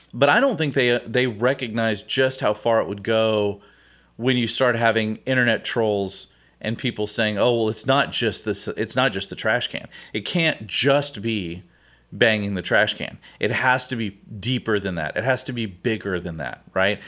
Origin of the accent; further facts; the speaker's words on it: Houston, Texas, United States; I grew up here in Houston